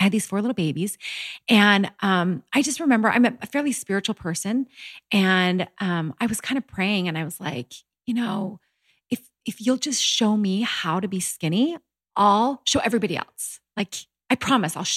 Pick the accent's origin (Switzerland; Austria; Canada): Canada; born or raised there; moved away as an adult; also born or lived in Utah